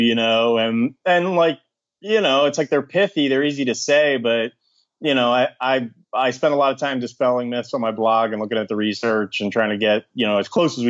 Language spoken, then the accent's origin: English; southern New Jersey, United States; moved away as an adult; also born or lived in Philadelphia, Pennsylvania; I was born in Philadelphia, Pennsylvania, and I grew up in southern New Jersey, just outside Philadelphia